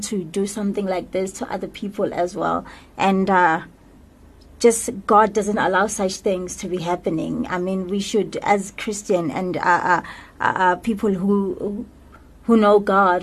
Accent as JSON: {"language": "English", "country": "South Africa", "said": "me as a person, as South African"}